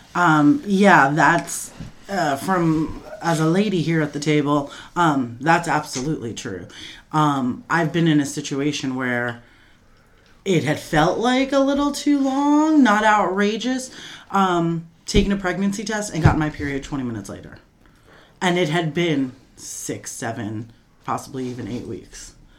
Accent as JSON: {"language": "English", "town": "Coral Springs", "region": "Florida", "country": "United States", "said": "I'm from Coral Springs, Florida."}